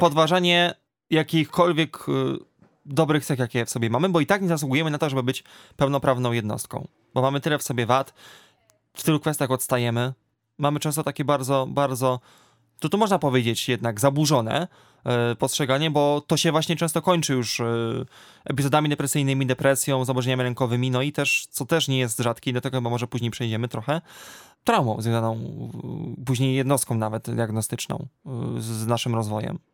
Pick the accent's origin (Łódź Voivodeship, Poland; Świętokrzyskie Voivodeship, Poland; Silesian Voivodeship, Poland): Silesian Voivodeship, Poland; near Częstochowa; bo w województwie śląskim, bo pochodzę z okolic Częstochowy